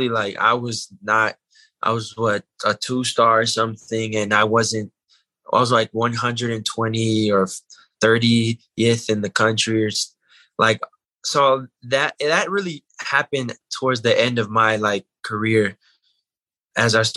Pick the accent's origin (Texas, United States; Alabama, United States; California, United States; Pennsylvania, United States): California, United States; I was born and raised in California. I live in Panorama City, so it's like 30 minutes from West Hills